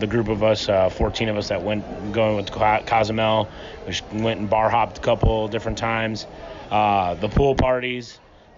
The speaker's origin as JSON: {"language": "English", "town": "Mesa", "region": "Arizona", "country": "United States", "said": "I'm from Mesa, Arizona."}